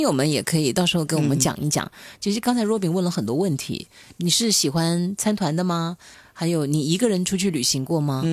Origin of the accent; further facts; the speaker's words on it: Hunan, China; moved away; 我是湖南人，也没去过呀